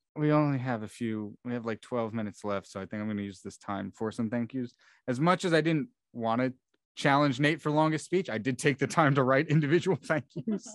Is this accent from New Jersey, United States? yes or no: yes; New Jersey, United States; I'm from Central Jersey